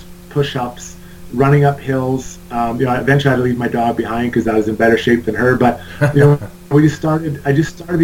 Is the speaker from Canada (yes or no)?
yes; Edmonton, Alberta, Canada; I grew up playing in Edmonton